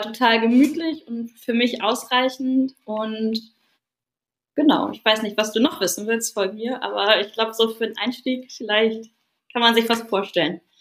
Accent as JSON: {"language": "German", "town": "Lütjensee", "region": "Schleswig-Holstein", "country": "Germany", "tie": "born or raised there", "also_born_or_lived": "Hamburg", "said": "bin hier aufgewachsen in Lütchensee, wo ich jetzt wieder lebe"}